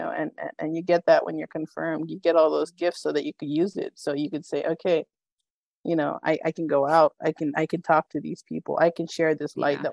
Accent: Northern California, United States; I was born in Northern California

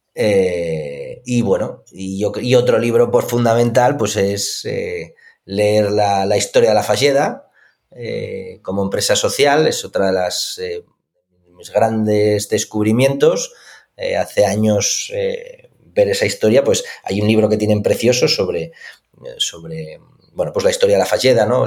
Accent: Asturias, Spain; yo soy de Asturias

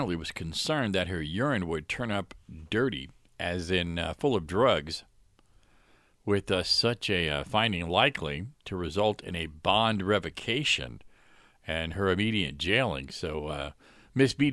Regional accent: Florida, United States; my home state, Florida

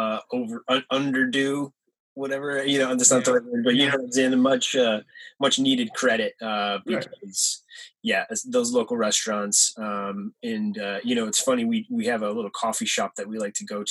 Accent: Michigan, United States; now in Los Angeles, United States; I'm from Michigan

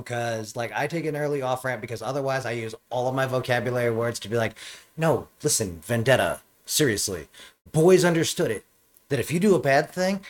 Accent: the South, United States; No, because I grew up in the South

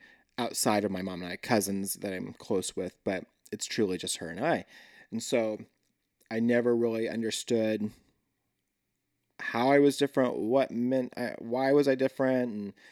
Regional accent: Linwood, Kansas, United States; Yeah. Right outside of Lawrence.

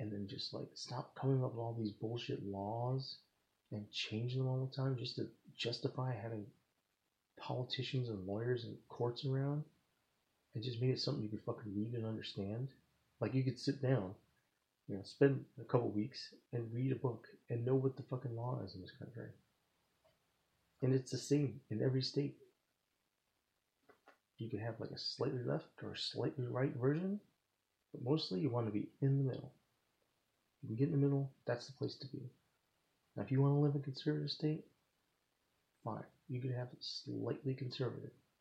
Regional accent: United States; I'm from America

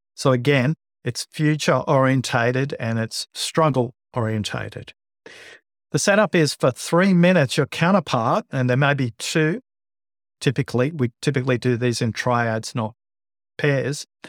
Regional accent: Liverpool, New South Wales, Australia; also born or lived in Bankstown, Australia; I was born in Bankstown, grew up in Liverpool, went to school of Fairfield

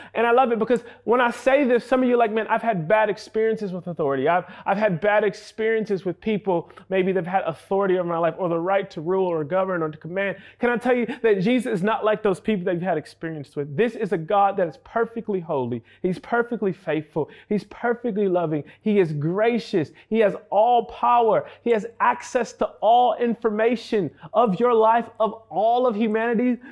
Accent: New York City, New York, United States; I hail from New York City

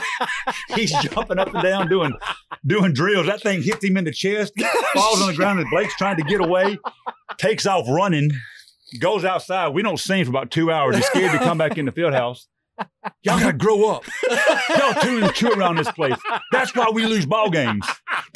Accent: Bridge City, Texas, United States; I'm from Bridge City

